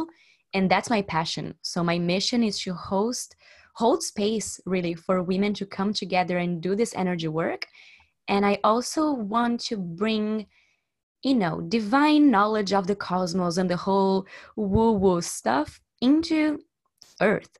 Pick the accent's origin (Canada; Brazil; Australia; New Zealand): Brazil; now in Barcelona, Spain; I'm from Brazil. I'm living in Barcelona